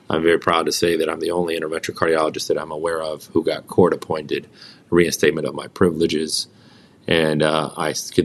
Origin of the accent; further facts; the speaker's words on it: United States; I was born and raised in this country. I'm a child of immigrants